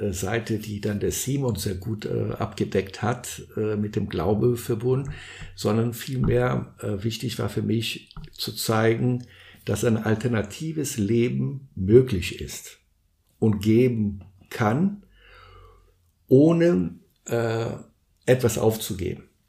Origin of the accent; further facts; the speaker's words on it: São Paulo, Brazil; moved away; also born or lived in Guarujá; Ich bin in Brasilien geboren und aufgewachsen. Und äh, wir wohnten in São Paulo.